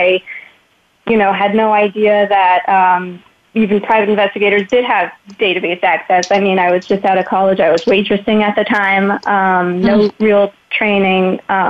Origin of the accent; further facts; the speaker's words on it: New York, United States; moved away; also born or lived in France; I grew up in New York and later relocated to France for a few years.